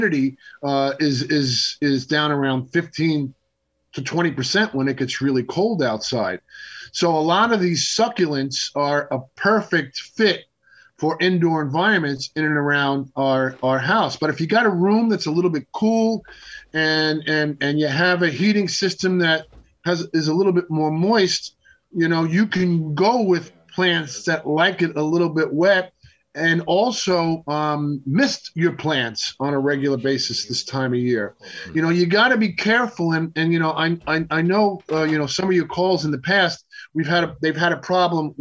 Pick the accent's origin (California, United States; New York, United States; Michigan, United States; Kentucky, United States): New York, United States; Long Island; Growing up on Long Island